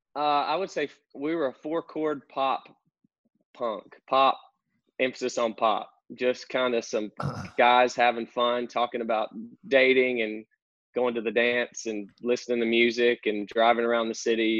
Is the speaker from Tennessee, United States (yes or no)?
no; North Central Arkansas, United States; accent: country; now in Conway, United States; I grew up uh, in North Central Arkansas, out in the sticks, uh, country boy, as you can tell from my accent